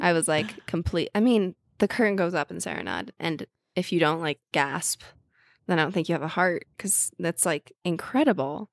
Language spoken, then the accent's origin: English; Princeton, New Jersey, United States; now in New York City, United States; I'm from Jersey.